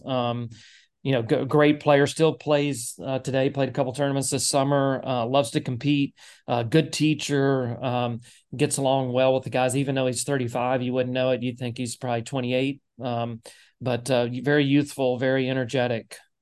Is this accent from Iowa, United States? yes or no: no; Nashville, Tennessee, United States; moved away; I grew up in Nashville.